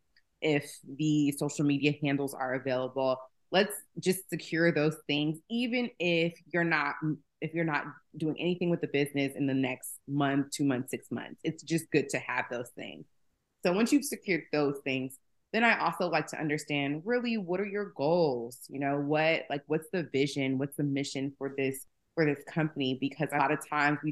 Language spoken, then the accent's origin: English; Atlanta, Georgia, United States; also born or lived in Bronx, New York; I was born in the Bronx, raised in Atlanta.